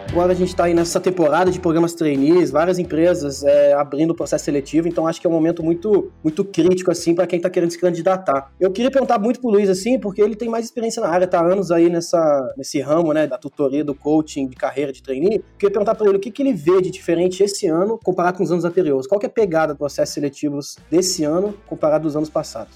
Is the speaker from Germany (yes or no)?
yes; Germany; now in Brazil; eu nasci na Alemanha, né? Vivi metade da minha vida lá